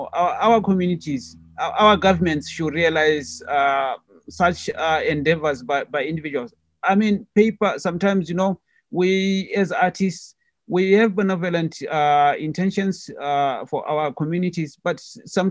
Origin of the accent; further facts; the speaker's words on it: Botswana; I paint and live in Botswana. This is my, excuse me, that's my home country